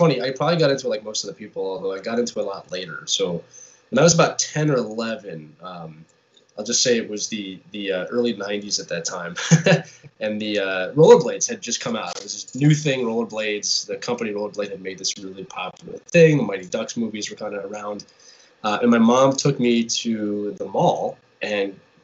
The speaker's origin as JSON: {"language": "English", "town": "Philadelphia", "region": "Pennsylvania", "country": "United States", "also_born_or_lived": "England", "said": "that's just the time I grew up in, and I'm from Philadelphia"}